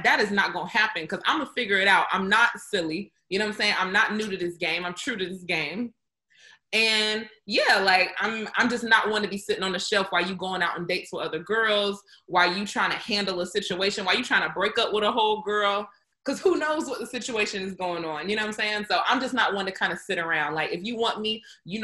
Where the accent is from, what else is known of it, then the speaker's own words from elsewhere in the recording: the South, United States; I'm from the South